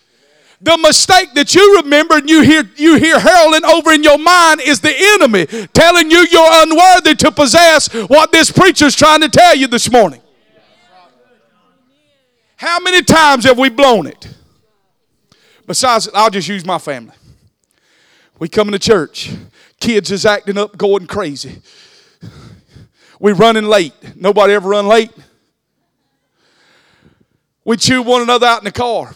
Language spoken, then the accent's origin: English; Southeast Georgia, United States; accent: country; I was born in Southeast Georgia